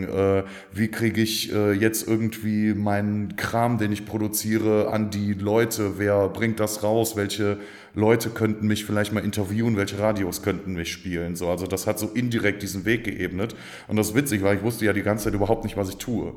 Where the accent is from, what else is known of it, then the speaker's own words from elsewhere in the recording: Stolberg, North Rhine-Westphalia, Germany; also born or lived in Aachen; ich komme von hier, wohne schon seit Ewigkeiten in Aachen, geboren bin ich in Stolberg bei Aachen